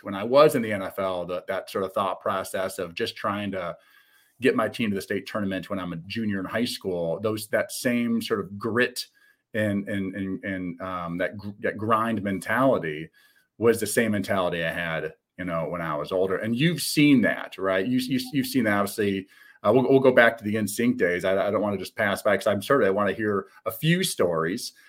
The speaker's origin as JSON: {"language": "English", "region": "Midwest", "country": "United States", "said": "I'm a Midwesterner."}